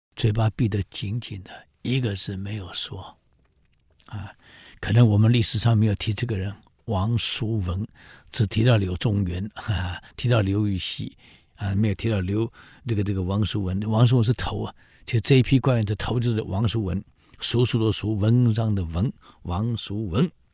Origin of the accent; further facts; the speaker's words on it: Taiwan; 我们台湾人